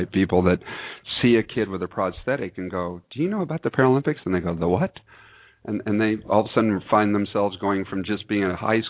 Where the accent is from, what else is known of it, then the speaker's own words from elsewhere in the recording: Camarillo, California, United States; also born or lived in Hollywood, California / Emerald Bay, California; my hometown of Camarillo, which is where I grew up. I was born in Hollywood and raised in Emerald Bay in the summers. But I'm headed up to Camarillo